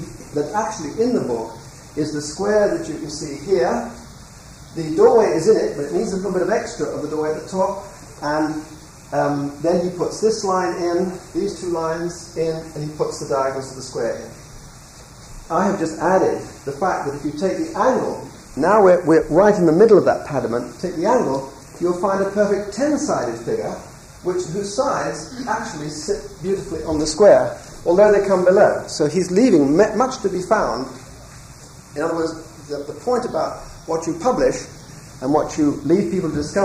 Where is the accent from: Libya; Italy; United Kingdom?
United Kingdom; England; I'm now talking as an Englishman